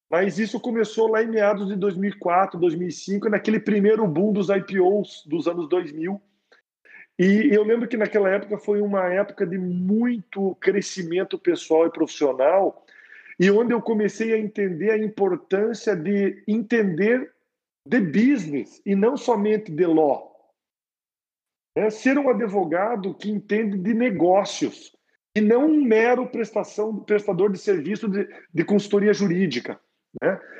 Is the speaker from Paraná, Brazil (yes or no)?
yes; Curitiba, Paraná, Brazil; moved away as an adult; now in São Paulo, Brazil; foi exatamente essa época que eu saí de Curitiba para São Paulo. Né? É, Curitiba já não já não me desafiava mais.